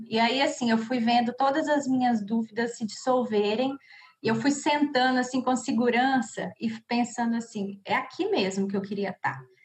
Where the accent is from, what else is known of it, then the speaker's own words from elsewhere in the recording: Cachoeira do Campo, Minas Gerais, Brazil; now in Belo Horizonte, Brazil; sou de Cachoeira do Campo mas já moro há bastante tempo aqui em BH